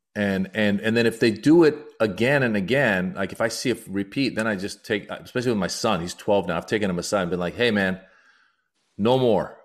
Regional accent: United States; also born or lived in Iran; I'm also Iranian American, so I talk a lot about my immigrant experience and being born in Iran, growing up in America

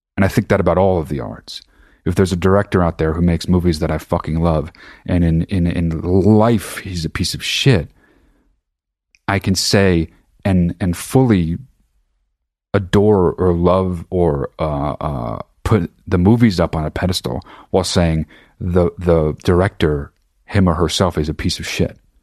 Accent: New Jersey, United States; now in Los Angeles, United States; I'm fucking from New Jersey, I live in Los Angeles

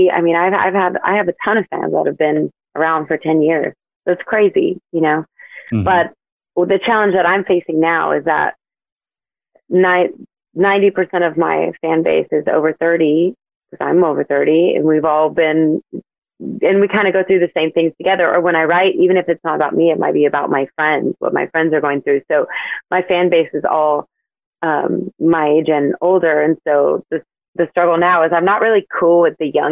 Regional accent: New Mexico, United States; now in Texas, United States; I love my home state

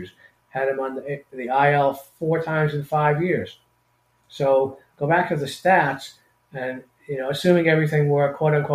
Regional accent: Boston, Massachusetts, United States; moved away; I'm from Boston originally

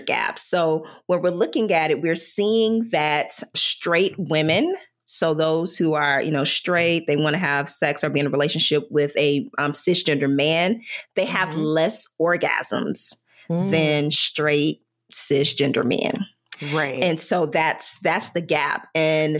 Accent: the South, United States; I grew up in the South

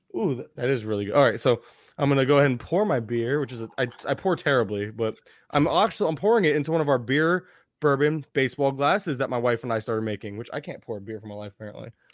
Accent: Florida, United States; I'm from Florida.

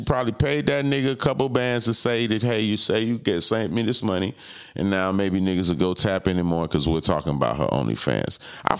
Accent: Palm Beach, Florida, United States; I'm from Palm Beach. Just a crib. I probably know these niggas.

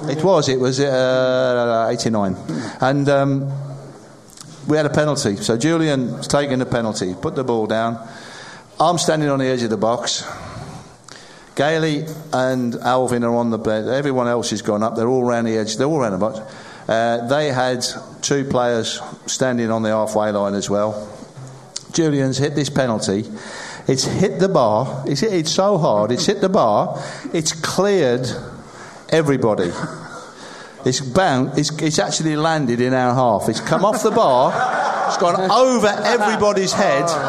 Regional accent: Sedgley, West Midlands, United Kingdom; I was born in Sedgley, which is probably around about 10 miles apart.

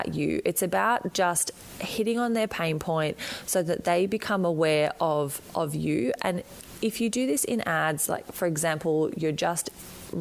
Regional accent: Australia; accent: Australian; as you can probably hear from my accent, I am right down the bottom in Australia

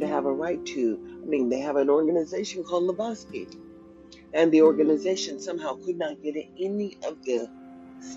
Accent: United States; also born or lived in Sacramento; now in Nevada, United States; I'm an American citizen. I was born in America

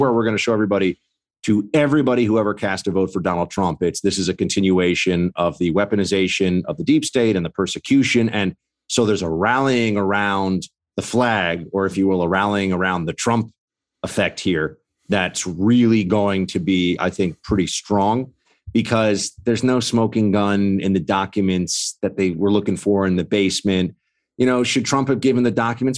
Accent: New York, United States; as a New Yorker

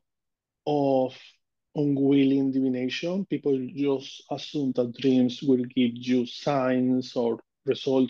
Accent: Amazonas, Venezuela; English is a second language; now in New York City, United States; I born in Amazonas, Venezuela. I grew up in there.

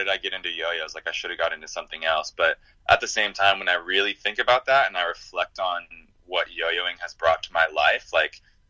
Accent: Chico, California, United States; my hometown, Chico, California, that's where the National Yo-Yo Museum is

